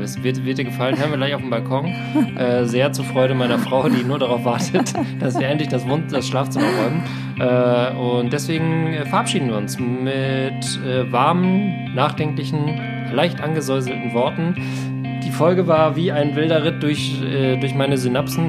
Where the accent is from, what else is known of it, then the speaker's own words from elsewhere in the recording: Germany; ich komme aus Deutschland